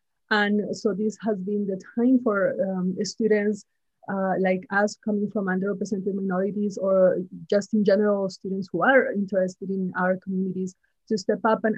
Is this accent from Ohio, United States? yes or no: no; Sacramento, California, United States; also born or lived in Irvine, California; I go to school in UC Irvine, but my hometown is in Sacramento.